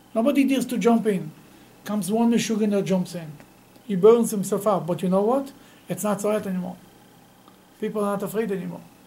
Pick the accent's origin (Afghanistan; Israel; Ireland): Israel; Bnei Brak, Tel Aviv District; I grew up in Bnei Brak.